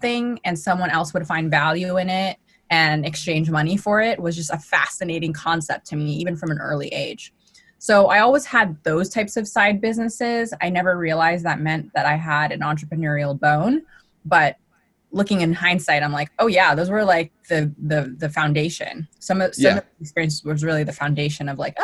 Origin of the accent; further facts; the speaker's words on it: Los Angeles, California, United States; I actually grew up in Los Angeles, California